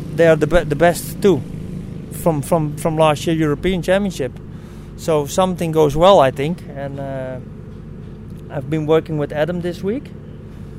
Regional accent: Amsterdam, North Holland, Netherlands; I'm from Amsterdam

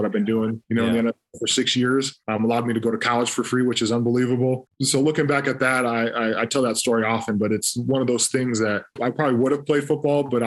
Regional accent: Toledo, Ohio, United States; growing up in Toledo

